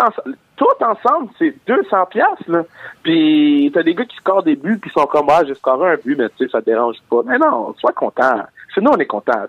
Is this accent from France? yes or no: no; Montreal, Quebec, Canada; je viens de Montréal